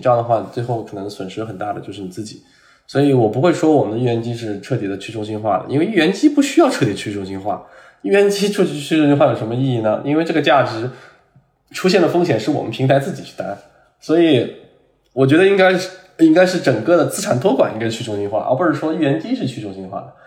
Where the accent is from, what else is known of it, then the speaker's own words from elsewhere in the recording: China; 我们中国人